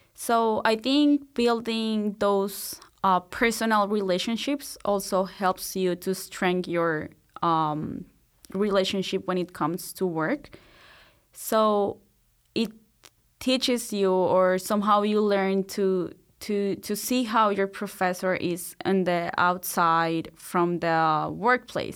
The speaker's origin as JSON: {"language": "English", "region": "Bogotá", "country": "Colombia", "tie": "born or raised there", "moved": "as an adult", "lives_now": "Marianna, United States", "said": "so I'm from Colombia. I was born and raised in Bogota, which is the capital city."}